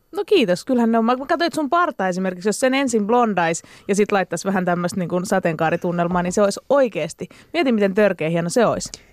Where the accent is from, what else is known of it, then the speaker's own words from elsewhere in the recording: Espoo, Uusimaa, Finland; mähän on niinku Espoon getosta, niin. eli Laaksolahdesta.